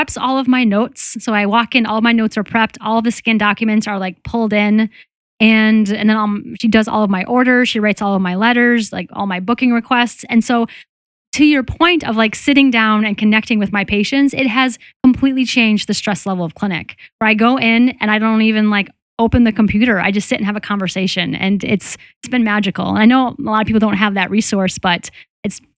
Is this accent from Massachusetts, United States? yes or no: yes; Boston, Massachusetts, United States; I'm from Boston